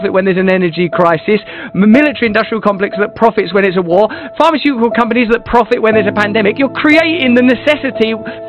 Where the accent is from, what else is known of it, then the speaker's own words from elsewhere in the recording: England, United Kingdom; I'm English, and you know that politeness is our fundamental religion.